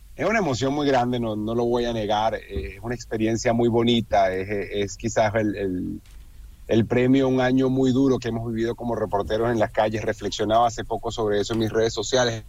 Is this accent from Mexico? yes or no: no; Venezuela; yo que soy venezolano